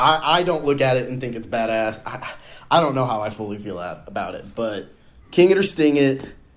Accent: Dallas, Texas, United States; I'm from Dallas.

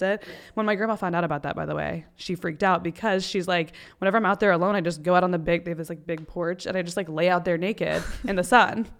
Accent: Texas, United States; moved away; also born or lived in Panama City, Florida / Destin, Florida; I grew up mostly in Texas

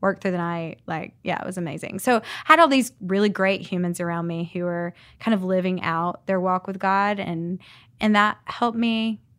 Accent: Savannah, Georgia, United States; now in Birmingham, United States; I'm from Savannah. I've just moved here not too long ago.

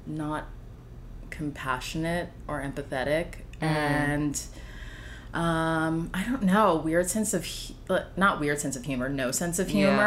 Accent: Bedford, New York, United States; I'm from Westchester, New York, mm-hmm. Bedford

